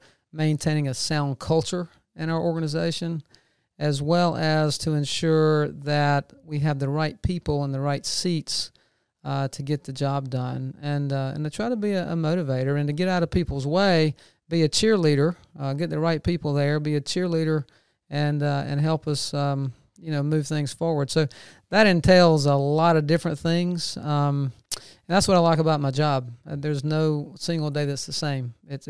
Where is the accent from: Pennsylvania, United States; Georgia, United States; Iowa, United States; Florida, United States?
Georgia, United States; Macon; now in Athens, United States; I grew up in Macon and stayed there for a number of years and was transferred to Atlanta with the bank I was with and worked there for about 25 years.